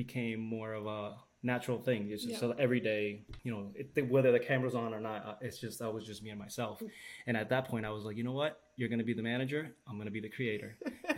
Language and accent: English; Puerto Rico; as Puerto Rican, we speak a little bit fast.